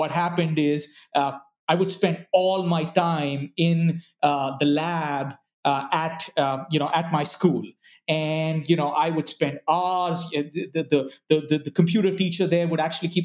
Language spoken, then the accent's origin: English; Bangalore, Karnataka, India; moved away; also born or lived in Ranchi, Jharkhand, India; So, you know, we moved to Bangalore, and I spent most of my life growing up in Bangalore